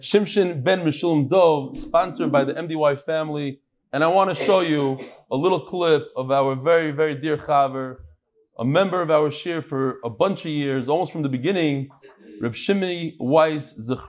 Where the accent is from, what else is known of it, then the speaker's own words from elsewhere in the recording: London, United Kingdom; not from Lakewood and not from Kiryas Yel. I'm exclusively from London.